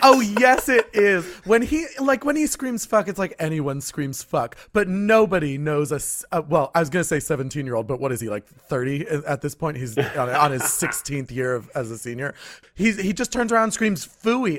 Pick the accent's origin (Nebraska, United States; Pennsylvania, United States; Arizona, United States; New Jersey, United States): New Jersey, United States; I grew up in a small fictional town in New Jersey.